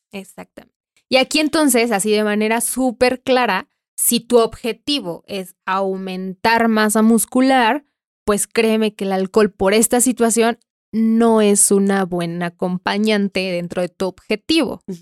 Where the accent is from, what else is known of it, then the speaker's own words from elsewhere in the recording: Mexico; Como mexicanos